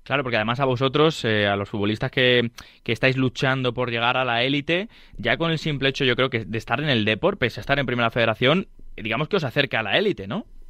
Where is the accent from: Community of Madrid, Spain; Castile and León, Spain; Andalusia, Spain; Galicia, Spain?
Community of Madrid, Spain; Leganés; yo soy de, aquí de Madrid, bueno, de Leganés